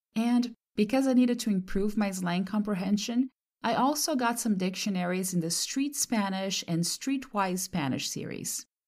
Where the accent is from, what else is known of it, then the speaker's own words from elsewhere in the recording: Brazil; first language Portuguese; English is a second language; moved away as an adult; now in California, United States; from my second language to my mother tongue, since I'm from Brazil. Once I moved to California back in the early two thousands